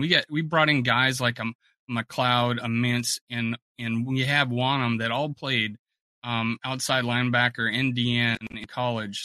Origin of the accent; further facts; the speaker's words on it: South Dakota, United States; also born or lived in Fort Myers, Florida; now in South Florida, United States; I'm originally from South Dakota, but I've lived in the South for since like '98. I uh, I live in South Florida